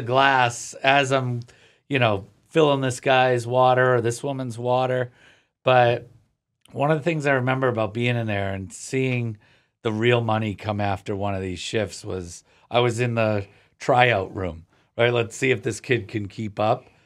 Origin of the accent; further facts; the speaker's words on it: Cape Cod, Massachusetts, United States; growing up on the Cape is different. I live closer to the city now